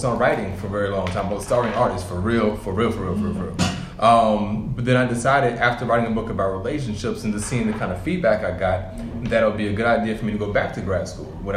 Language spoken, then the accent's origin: English; New York, United States; moved away; also born or lived in Albany, New York / Brooklyn, New York; Originally, I'm from New York. I grew up in upstate New York, in Albany and in Brooklyn